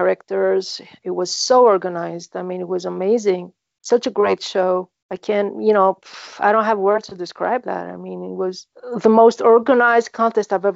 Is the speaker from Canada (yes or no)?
no; Greece; English is a second language; I'm from Greece.